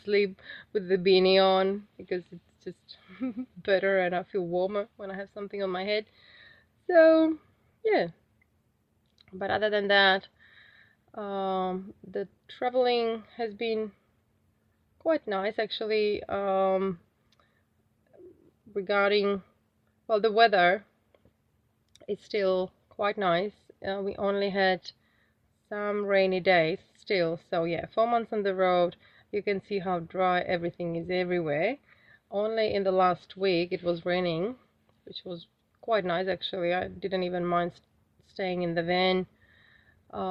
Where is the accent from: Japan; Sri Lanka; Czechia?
Czechia; moved away as an adult; now in Australia; the heating system that I'm used to from Czech Republic is so comfortable